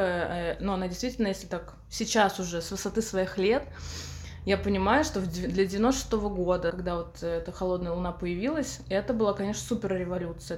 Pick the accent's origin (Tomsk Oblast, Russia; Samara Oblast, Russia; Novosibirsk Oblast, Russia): Samara Oblast, Russia; Samara; в Самаре, в моем родном городе